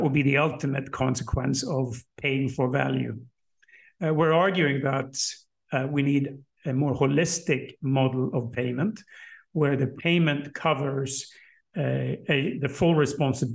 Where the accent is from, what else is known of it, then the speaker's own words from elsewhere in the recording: Sweden; in my home country, in Sweden, in Stockholm